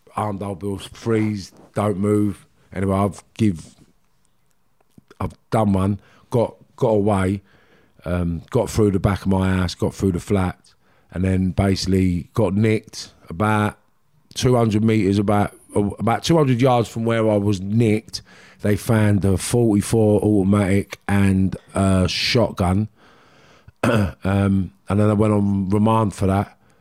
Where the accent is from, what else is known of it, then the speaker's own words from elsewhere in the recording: London, United Kingdom; accent: Cockney; I was what you class as a Cockney kid